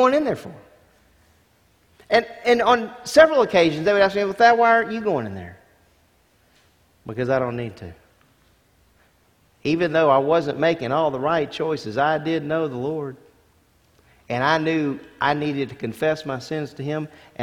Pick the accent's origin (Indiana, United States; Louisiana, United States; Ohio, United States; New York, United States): Louisiana, United States; Lake Charles; I grew up in Louisiana